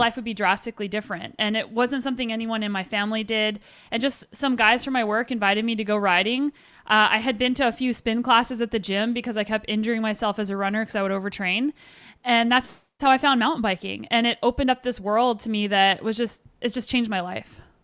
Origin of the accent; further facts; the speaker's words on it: Albuquerque, New Mexico, United States; I grew up in Albuquerque, New Mexico